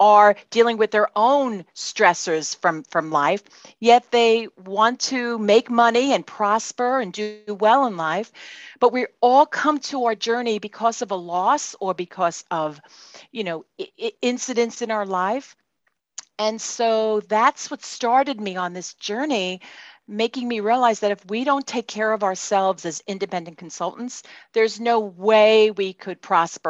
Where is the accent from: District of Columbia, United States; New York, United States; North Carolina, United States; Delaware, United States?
New York, United States; New York City; accent: Brooklyn; now in Kendall Park, United States; I'm in Kendall Park, New Jersey, but you can tell from my accent that I'm from Brooklyn, New York